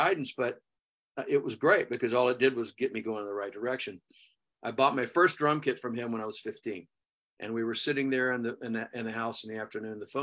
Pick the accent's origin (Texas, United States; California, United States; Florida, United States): Texas, United States; Houston; moved away; Where I grew up in Texas.